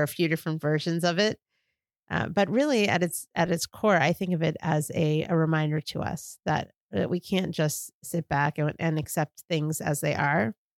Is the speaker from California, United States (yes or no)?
no; New York, United States; now in Washington, D.C., United States; my experience growing up in New York